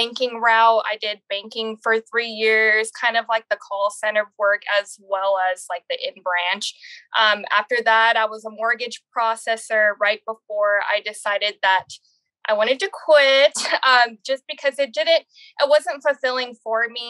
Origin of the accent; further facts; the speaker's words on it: San Antonio, Texas, United States; I'm from San Antonio, Texas.